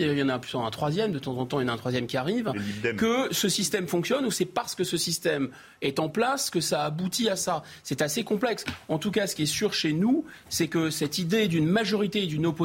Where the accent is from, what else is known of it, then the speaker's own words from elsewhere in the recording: France; On est français d'abord, avant d'être juif, avant d'être chrétien, avant d'être musulman.